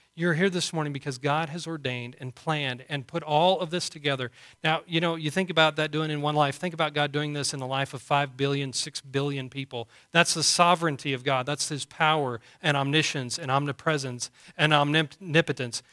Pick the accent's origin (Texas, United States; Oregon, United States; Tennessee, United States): Texas, United States; Canyon; also born or lived in Booker, Texas; we grew up here in Canyon and moved to Booker